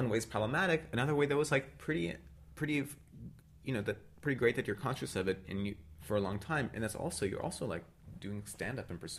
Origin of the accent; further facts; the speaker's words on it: Canada; But I'm from Canada, whatever.